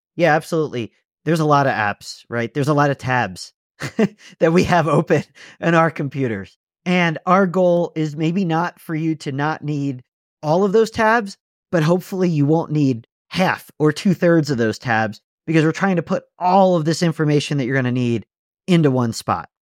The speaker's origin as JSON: {"language": "English", "region": "Pennsylvania", "country": "United States", "tie": "born or raised there", "moved": "yes", "said": "I grew up skiing on the East Coast in Pennsylvania"}